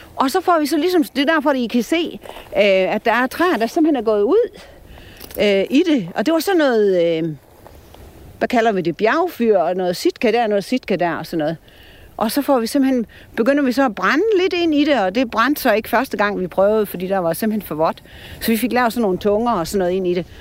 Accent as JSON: {"language": "Danish", "area": "Store Vildmose, North Jutland", "region": "North Denmark Region", "country": "Denmark", "tie": "born or raised there", "moved": "yes", "said": "Jeg er fra Nordjylland og vokset op i Stor, øh, hvad hedder Stor Vildmose deroppe på kanten"}